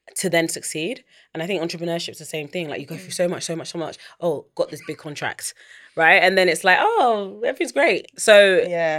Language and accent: English; London, United Kingdom; also born or lived in United States; I grew up in East London.